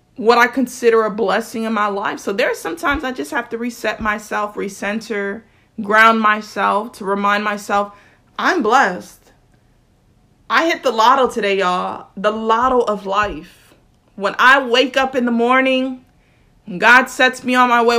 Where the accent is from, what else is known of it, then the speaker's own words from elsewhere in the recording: South Florida, United States; I'm from South Florida, so my grammar is a little bit different